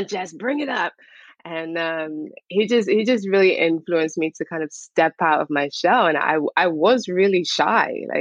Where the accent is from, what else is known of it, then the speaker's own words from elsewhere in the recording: Harrow, London, United Kingdom; also born or lived in St. Lucia / Barbados; I'm from England